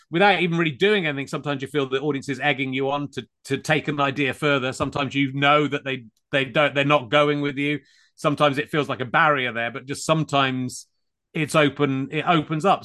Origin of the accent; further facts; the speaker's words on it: Cheddar, South West England, United Kingdom; moved away as an adult; also born or lived in Pocklington, Yorkshire / Leicestershire / London; now in Hertfordshire, United Kingdom; I grew up in Somerset mainly, in Cheddar